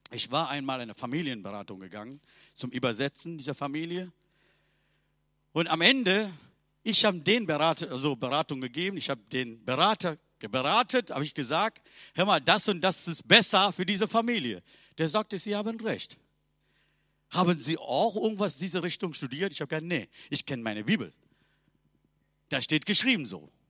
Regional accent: Sri Lanka; German is a second language; Bei uns in Sri Lanka, wir haben 30 Millionen Göttern. Mein Vater hat eigene Gott zu Hause gehabt.

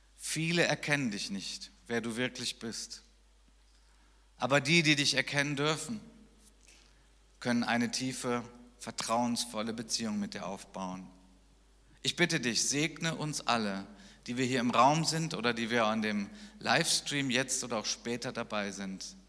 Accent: Germany; ich als Deutscher

